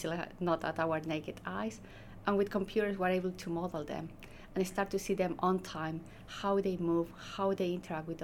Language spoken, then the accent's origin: English; Chile; moved away as an adult; also born or lived in Edinburgh, United Kingdom; now in Oxford, United Kingdom; I'm from Chile, mm-hmm. So I first came to the UK in 2015